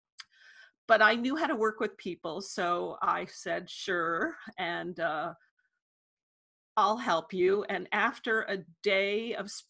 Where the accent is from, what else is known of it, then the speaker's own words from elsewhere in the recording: New York City, New York, United States; moved away as an adult; also born or lived in San Francisco; I grew up in Manhattan, and I studied journalism at NYU